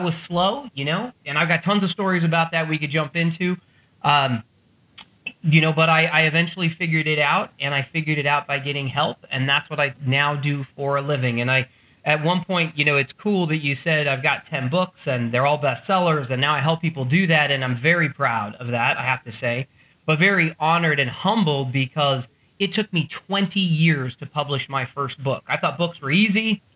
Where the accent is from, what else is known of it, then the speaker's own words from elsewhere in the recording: Arizona, United States; I grew up in Arizona